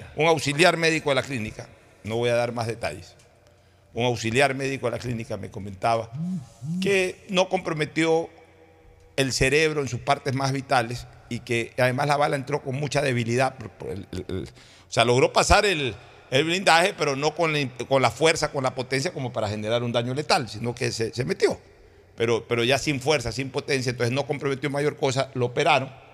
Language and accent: Spanish; Guayaquil, Guayas, Ecuador; now in Samborondón, Ecuador; Soy guayaquileño. Realizo mis actividades en Guayaquil. He vivido entre Guayaquil y San Borondón. Viví toda mi vida en Guayaquil